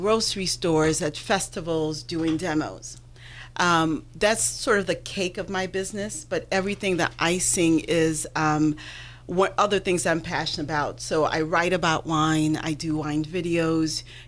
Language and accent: English; Haiti; moved away; I grew up in Haiti